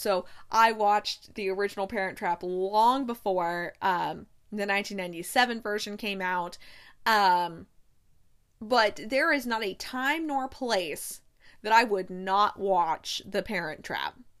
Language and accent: English; United States; as an American